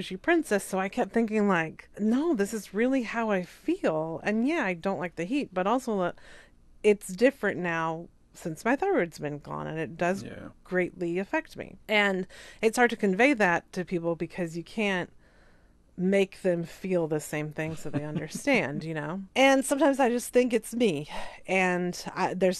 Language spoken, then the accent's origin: English; the South, United States; moved away; I'm from the South